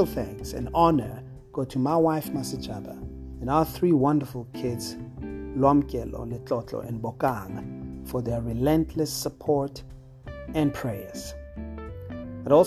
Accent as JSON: {"language": "English", "country": "South Africa", "said": "South Africa, my home country"}